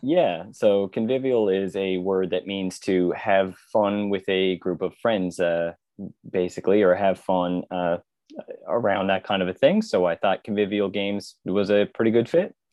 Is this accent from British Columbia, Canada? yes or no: no; Conception Bay South, Newfoundland and Labrador, Canada; born and raised in Newfoundland, so, uh, pretty just outside the capital city in C B S.